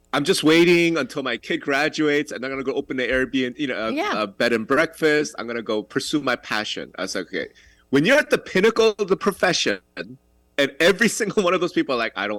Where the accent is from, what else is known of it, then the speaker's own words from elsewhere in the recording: New York, United States; I'm from New York